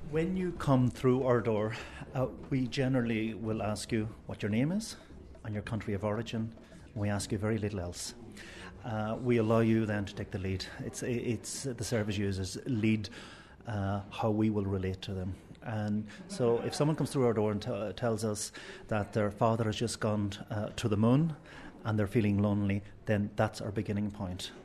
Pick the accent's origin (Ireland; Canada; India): Ireland; We as Irish people